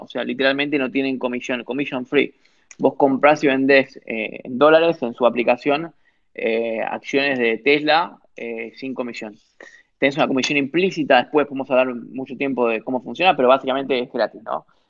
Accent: Corrientes, Argentina; yo soy de Corrientes, del interior de Argentina

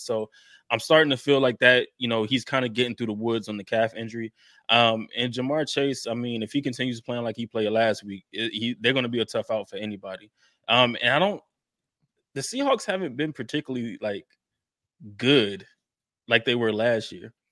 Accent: Jacksonville, Florida, United States; I'm from Jacksonville

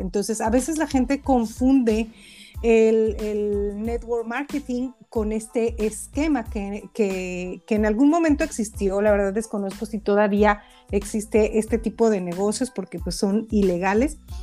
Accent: Mexico; yo que soy mexicana en México

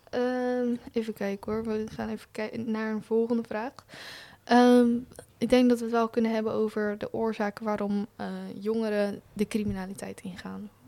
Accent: Hoeksche Waard, South Holland, Netherlands; ik kom uit Hoekswaard

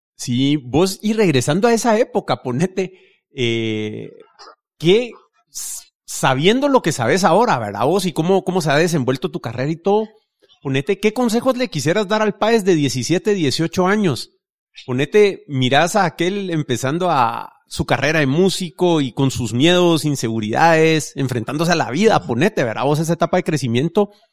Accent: Guatemala City, Guatemala Department, Guatemala; yo crecí en Vista Hermosa

